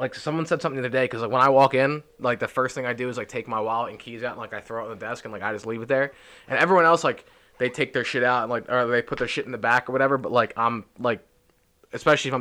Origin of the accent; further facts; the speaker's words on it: Philadelphia, Pennsylvania, United States; we're from Philly